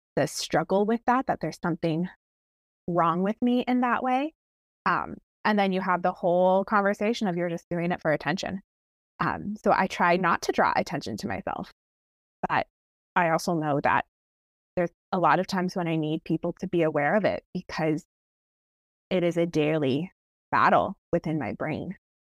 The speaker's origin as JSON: {"language": "English", "region": "Ontario", "country": "Canada", "tie": "born or raised there", "moved": "as an adult", "lives_now": "Washington State, United States", "said": "I'm Canadian"}